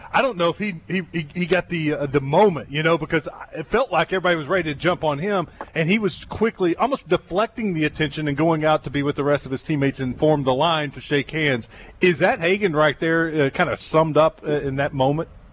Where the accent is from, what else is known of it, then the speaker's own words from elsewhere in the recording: Jacksonville, Texas, United States; moved away; Jacksonville, Texas, my hometown